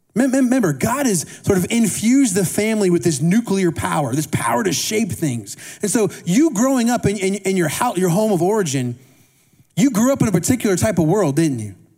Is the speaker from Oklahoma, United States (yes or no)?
no; Indiana, United States; I grew up in Indiana, Midwest, and we had these small town circus.